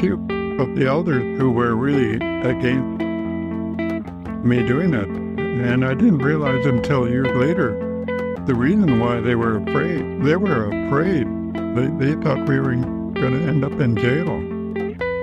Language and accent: English; Masset, British Columbia, Canada; moved away; also born or lived in Hydaburg, Alaska; I'm from Heidelberg, but I was brought up on Haida Gwaii in Masset